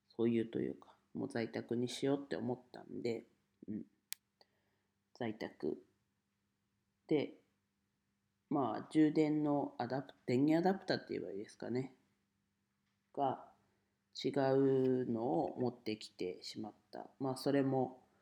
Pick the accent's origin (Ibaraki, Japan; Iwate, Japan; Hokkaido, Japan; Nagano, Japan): Iwate, Japan; Ninohe; now in Tokyo, Japan; 地元岩手県二戸市でレンタルスペースを使って遊び場を提供しています。